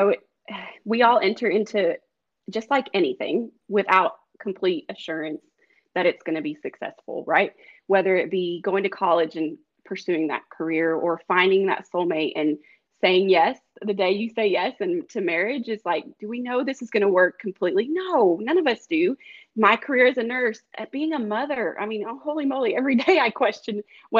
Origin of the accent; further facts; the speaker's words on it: the West, United States; And a lot of them were mailed out because I'm not from Georgia. I'm from all over out west.